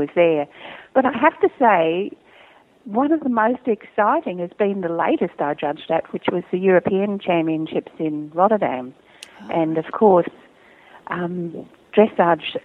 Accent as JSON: {"language": "English", "country": "Australia", "said": "judging in my home country"}